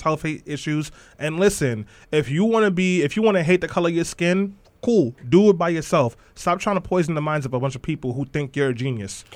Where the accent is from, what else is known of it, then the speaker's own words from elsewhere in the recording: New York City, New York, United States; I'm from East New York, Brooklyn